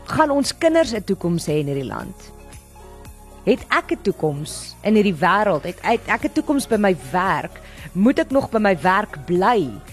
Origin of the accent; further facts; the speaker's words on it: South Africa; ons as mense en Suid-Afrikaners